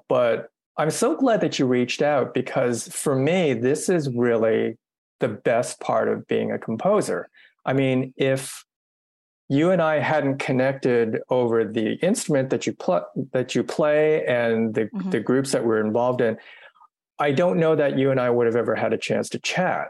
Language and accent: English; United States; I'm Asian American and I've written this horn piece.